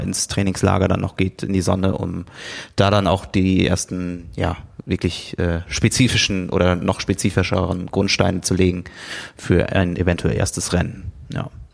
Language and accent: German; a village near Siegen, not far from Buschhütten, North Rhine-Westphalia, Germany; bin unweit von Buschhütten äh, in, einem, in einem Dorf in der Nähe von Siegen aufgewachsen